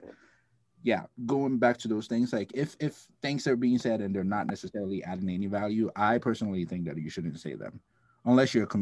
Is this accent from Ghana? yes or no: yes; Ghana; now in United States; I'm from Ghana. I grew up with Black people everywhere